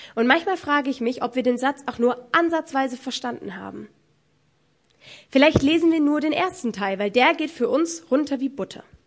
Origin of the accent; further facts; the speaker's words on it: Germany; Bei uns in Deutschland